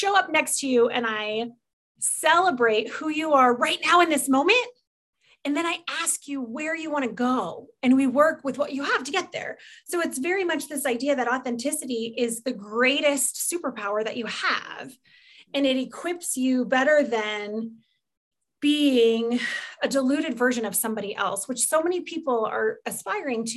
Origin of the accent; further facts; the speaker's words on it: Des Moines, Iowa, United States; also born or lived in St. Louis, Missouri; now in Fort Collins, United States; So I grew up in the Midwest. I grew up in Iowa. I grew up in Des Moines